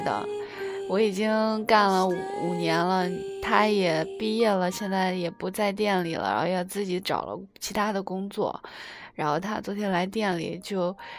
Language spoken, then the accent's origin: Chinese; China; moved away as an adult; now in South Korea; 然后我们中国人就把那个 把中文说的好一点